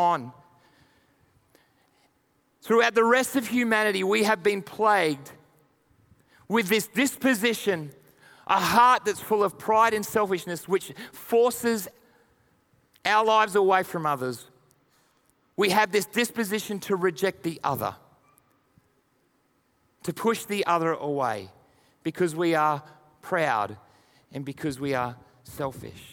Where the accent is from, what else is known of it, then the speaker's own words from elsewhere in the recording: Australia; also born or lived in United Kingdom; being an Aussie